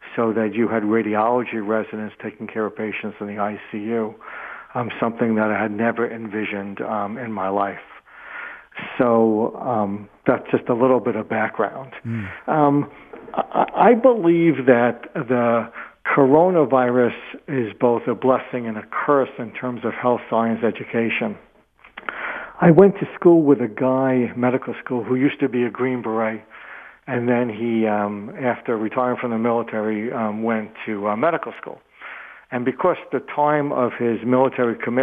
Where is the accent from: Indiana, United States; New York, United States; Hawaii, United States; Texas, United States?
New York, United States; outside of New York City, United States; moved away as an adult; now in Detroit, United States; I grew up outside of New York City in kind of a working class neighborhood